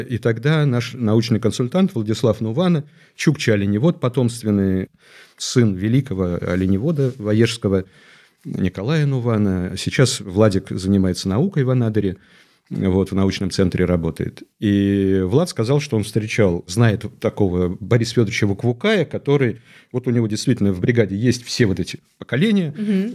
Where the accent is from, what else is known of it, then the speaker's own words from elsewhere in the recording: Chukotka Autonomous Okrug, Russia; moved away as an adult; Я родился на Чукотке. Угу. Я вырос там и закончил школу.